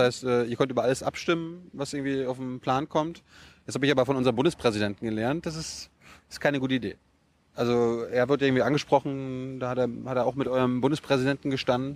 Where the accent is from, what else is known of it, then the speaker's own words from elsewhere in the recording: Germany; wir als Deutsche